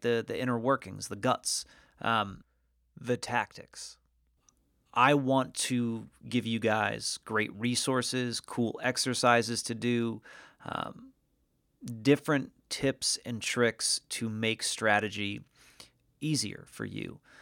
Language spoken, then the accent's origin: English; Norwich, Connecticut, United States; moved away as an adult; also born or lived in Hollywood, California; I was born and raised in a, in a small New England town called Norwich, Connecticut.